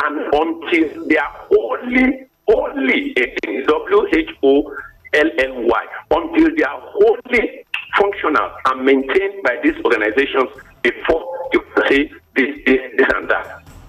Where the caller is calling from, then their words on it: Imeko, Ogun State, Nigeria; I'm speaking from Imeko.